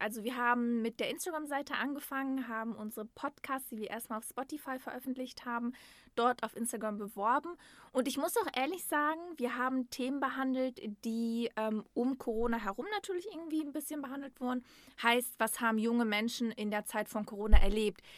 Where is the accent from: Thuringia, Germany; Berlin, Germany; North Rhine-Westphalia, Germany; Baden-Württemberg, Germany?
North Rhine-Westphalia, Germany; Dortmund; moved away as an adult; now in Essen, Germany; ich bin in Dortmund geboren und aufgewachsen